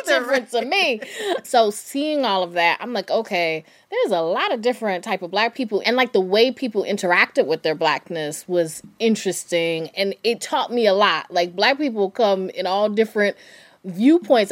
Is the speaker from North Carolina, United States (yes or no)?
yes; North Carolina, United States; I'm from North Carolina